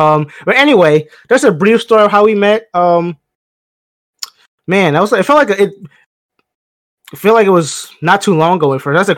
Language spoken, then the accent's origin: English; Chester, Pennsylvania, United States; I'm from Pennsylvania, small town, right outside of Philly, Chester, Pennsylvania. So right outside there, grew up in the Delaware County area, moved around, but from that area. So I rep Philly, even though I'm not from Philly